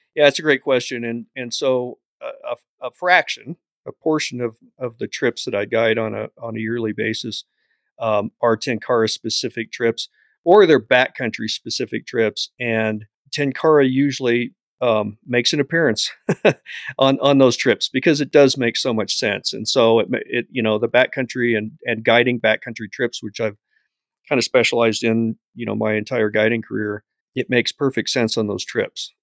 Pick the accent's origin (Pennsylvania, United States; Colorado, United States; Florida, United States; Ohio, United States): Colorado, United States; Bailey; Bailey, Colorado is my hometown.